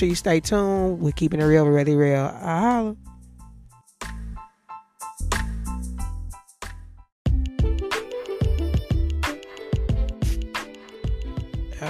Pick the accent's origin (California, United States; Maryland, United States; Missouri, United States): Missouri, United States; St. Louis; moved away; my hometown of St. Louis